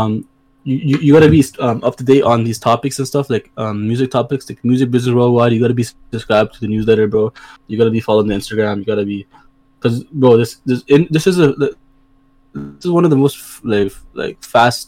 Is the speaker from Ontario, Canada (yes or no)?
yes; Brampton, Ontario, Canada; I come from Brampton